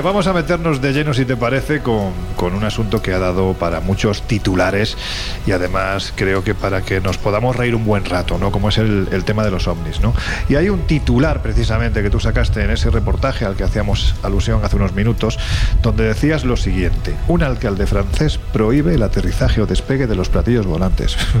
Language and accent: Spanish; Andalusia, Spain; soy un andaluz sin ninguna gracia